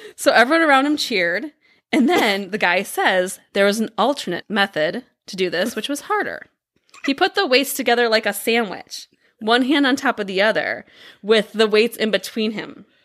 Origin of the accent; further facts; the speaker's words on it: Midwest, United States; We grew up in the Midwest